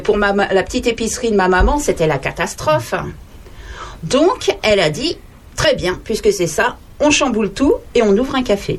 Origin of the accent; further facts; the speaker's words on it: Paris, Île-de-France, France; moved away; Je suis né à Paris